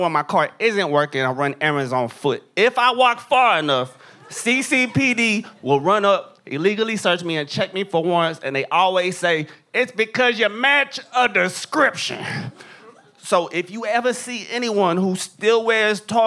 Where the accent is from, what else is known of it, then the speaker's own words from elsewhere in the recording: Corpus Christi, Texas, United States; I'm from Corpus Christi, the city of Salinas